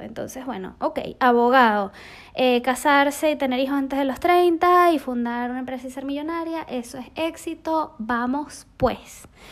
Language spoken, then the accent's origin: Spanish; Venezuela; crecí en Venezuela, rodeada de selva, de animales y sobre todo, sobre todo de aventura